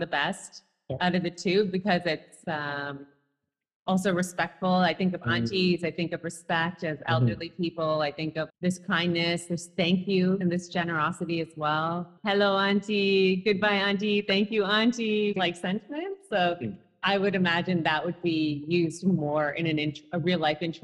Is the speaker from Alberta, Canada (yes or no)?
no; Toronto, Ontario, Canada; growing up in Toronto